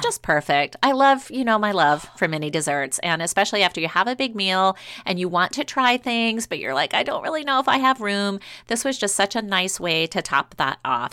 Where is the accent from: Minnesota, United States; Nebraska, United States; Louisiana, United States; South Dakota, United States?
Louisiana, United States; New Orleans; moved away; I grew up in New Orleans